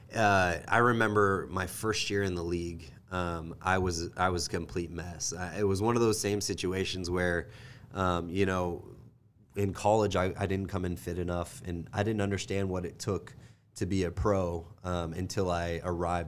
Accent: Kansas City, United States; also born or lived in Kentucky; I am from Kansas City, born and raised

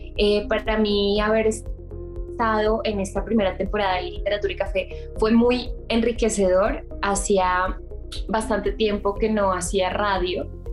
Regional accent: Bogotá, Colombia; moved away as an adult; now in Mexico City, Mexico; yo soy colombiana, nací en Bogotá, eh, pero vivo hace más o menos un año y medio en Ciudad de México

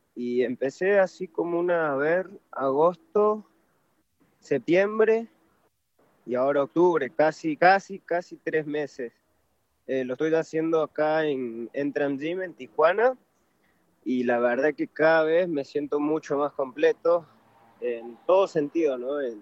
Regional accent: Argentina; also born or lived in Peru / Córdoba, Argentina; yo nací, en Perú, pero sí, me, crié allá en Argentina

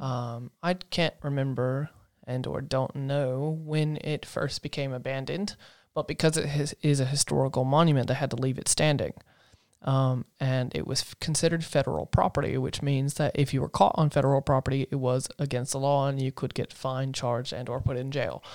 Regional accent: Asheville, North Carolina, United States; moved away; I come from North Carolina in a town called Asheville.

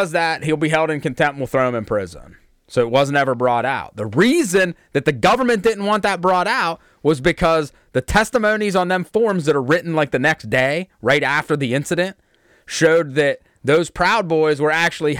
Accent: United States; as American people

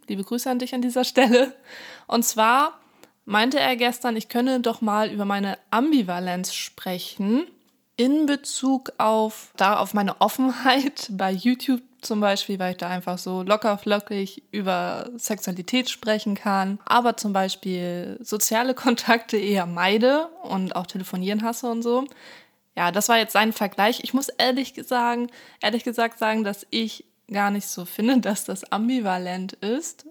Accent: Hamburg, Germany; also born or lived in countryside (unnamed); ich bin zwar in Hamburg geboren, aber auf dem Land aufgewachsen, 2004 sind wir dann zurück nach Hamburg

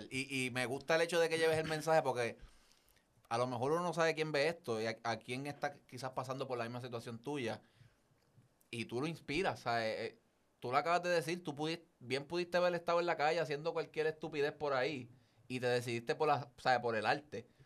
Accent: Carolina, Puerto Rico; de, bendito sea Dios, de Carolina.

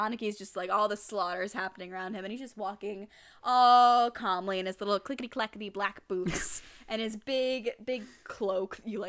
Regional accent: Arizona, United States; I grew up in Arizona.

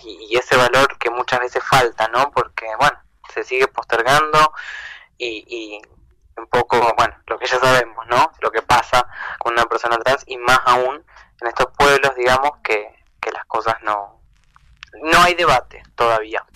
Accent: Entre Ríos, Argentina; now in Buenos Aires, Argentina; me vengo a Entre Ríos, este, a Uruguay de donde soy

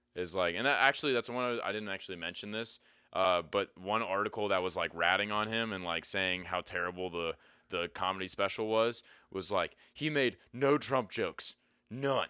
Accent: Pennsylvania, United States; moved away; I grew up in Pennsylvania

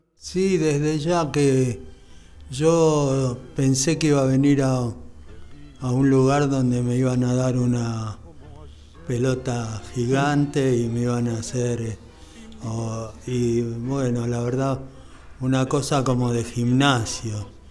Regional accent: Buenos Aires, Argentina; yo soy de acá, soy porteño, me siento orgulloso de serlo

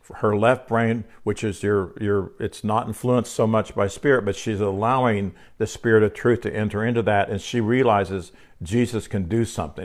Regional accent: Oklahoma City, Oklahoma, United States; I'm an Oklahoma City, uh, Oklahoman. I could say I'm a Oklahoman

